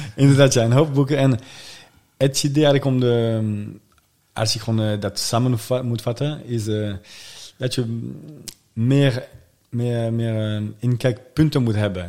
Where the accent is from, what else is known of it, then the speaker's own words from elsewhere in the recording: suburbs of Paris, Île-de-France, France; Dutch is a second language; now in The Hague, Netherlands; In de buitenwijken van, uh, van Parijs. Daar kom ik vandaan